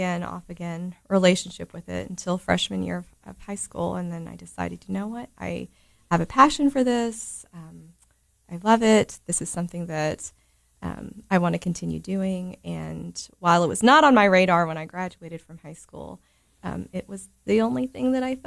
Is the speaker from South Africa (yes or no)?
no; Cookeville, Tennessee, United States; I was born and raised here in Cookeville. Lived here my whole life.